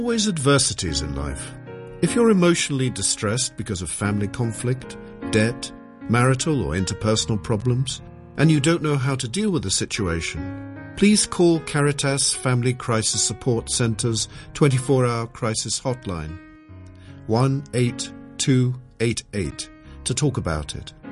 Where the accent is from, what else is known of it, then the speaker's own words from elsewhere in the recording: United Kingdom; as somebody British